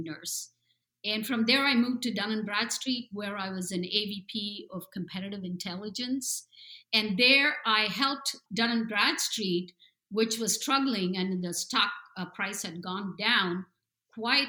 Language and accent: English; India; moved away as an adult; also born or lived in New Jersey, United States; now in San Diego, United States; I was raised in India and I came here and I went through an MBA program